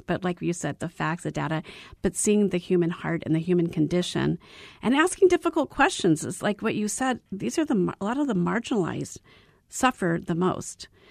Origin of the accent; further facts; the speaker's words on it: Arizona, United States; I was born and raised in Arizona